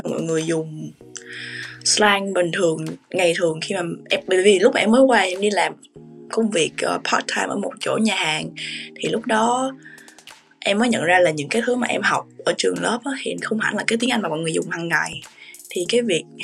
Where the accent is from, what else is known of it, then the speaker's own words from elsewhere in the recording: Vietnam; sau đó thì em giải thích cái điều mà em đến từ Việt Nam